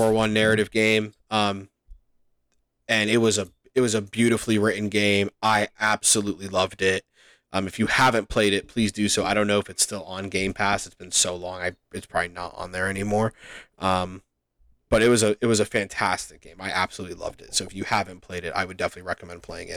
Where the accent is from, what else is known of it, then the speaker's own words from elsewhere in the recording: Canada; As a Canadian